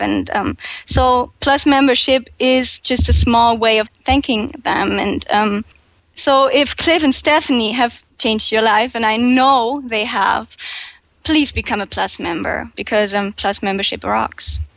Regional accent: Germany; English is a second language; I'm 21 years old and I'm from Germany

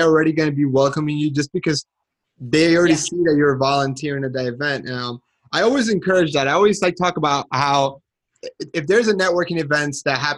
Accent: Colombia; moved away; Colombia, which is the country that I'm from

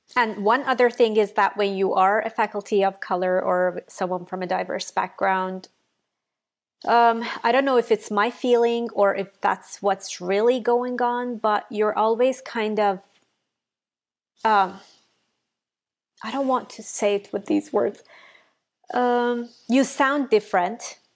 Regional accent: Iran; English is a second language; moved away as an adult; now in United States; I'm from Iran.

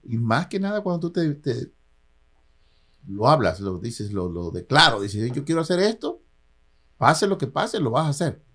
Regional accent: Isla, Veracruz, Mexico; moved away as an adult; also born or lived in Coatzacoalcos, Veracruz / San Francisco Bay Area, United States; now in United States; me moví de, de, mi pueblo natal, que es Isla, me moví a Coatzacoalcos.

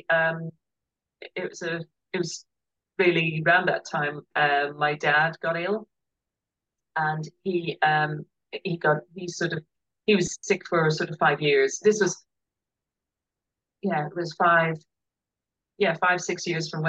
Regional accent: Ireland; now in United Kingdom; we're very Irish

